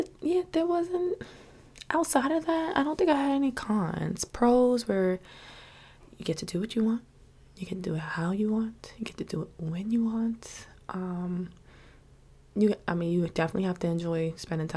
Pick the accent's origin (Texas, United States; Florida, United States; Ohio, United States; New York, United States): New York, United States; New York City; Living in New York City, growing up in New York City